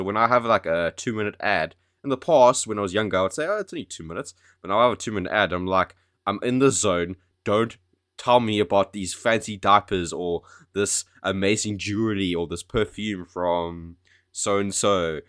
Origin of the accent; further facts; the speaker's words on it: South Africa; now in United Kingdom; Remember how I moved to the UK from South Africa?